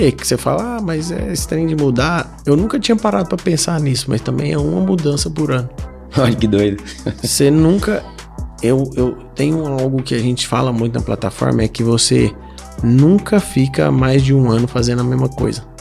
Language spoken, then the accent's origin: Portuguese; Iporá, Goiás, Brazil; also born or lived in Goiânia; now in São Paulo, Brazil; quando eu vim para São Paulo, né, quando eu mudei de Iporá para Goiânia, de Goiânia para São Paulo